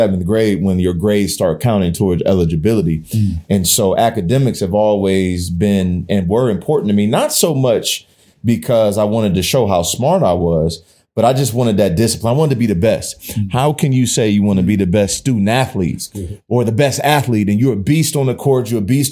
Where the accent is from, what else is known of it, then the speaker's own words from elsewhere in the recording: South Euclid, Ohio, United States; also born or lived in East Cleveland, Ohio; My mama moved me to South Euclid out of East Cleveland, fifth grade